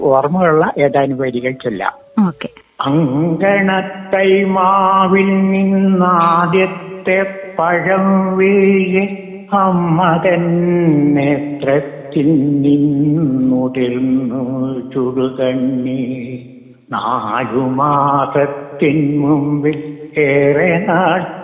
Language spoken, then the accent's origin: Malayalam; Padinjarathara, Kerala, India; now in Kozhikode, India; പടിഞ്ഞാറത്തറ സ്വദേശിയാണ് ഞാൻ അതായത് വയനാട്ടിലെ പടിഞ്ഞാറത്തറ എന്ന